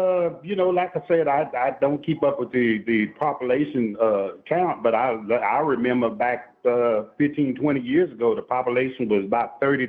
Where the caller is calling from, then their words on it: Statesville, North Carolina, United States; I'm calling from Studio A. I'm in Statesville. I'm right here in Statesville.